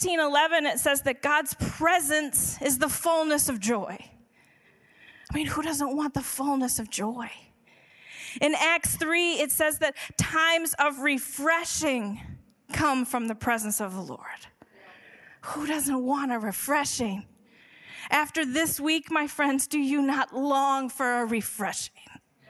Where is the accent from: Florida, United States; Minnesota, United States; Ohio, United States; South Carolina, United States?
Minnesota, United States; St. Paul; moved away; I grew up in St. Paul, Minnesota